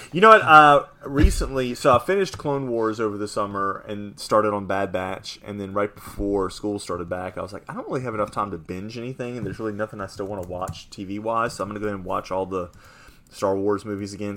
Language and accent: English; New Orleans, Louisiana, United States; play for the Pelicans, play for my hometown team